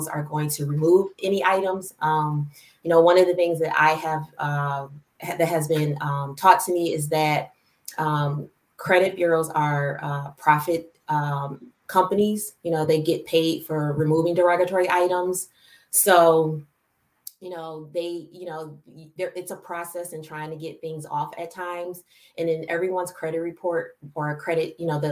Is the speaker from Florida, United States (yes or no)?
no; Michigan, United States; also born or lived in Philadelphia, Pennsylvania / Belleville, Michigan / Ann Arbor, Michigan; And then I moved to Michigan with my father